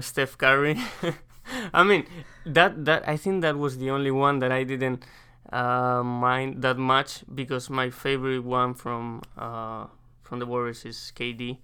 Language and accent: English; Madrid, Community of Madrid, Spain; English is a second language; moved away as an adult; now in United States; I'm from Madrid, Spain.